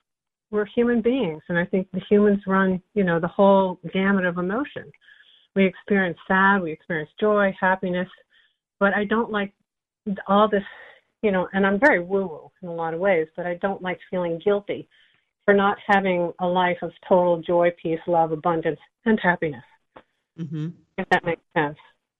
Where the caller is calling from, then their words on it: Nyack, New York, United States; I'm calling from Nyack, New York.